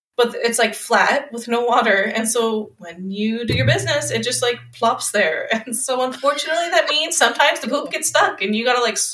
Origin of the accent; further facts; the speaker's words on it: outside of Los Angeles, California, United States; moved away; I grew up outside of Los Angeles